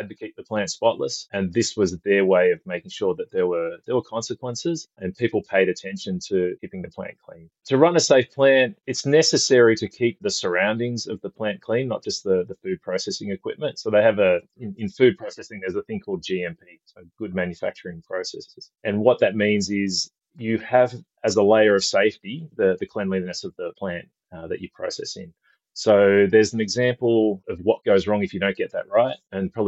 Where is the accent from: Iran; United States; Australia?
Australia; As you can probably tell from the accent, I'm from Australia. I live on the West Coast